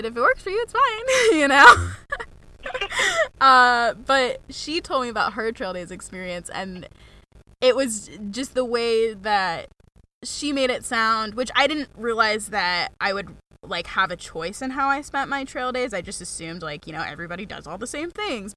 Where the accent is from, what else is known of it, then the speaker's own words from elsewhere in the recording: Mount Washington Valley, New Hampshire, United States; also born or lived in Maine; I'm from Mount Washington Valley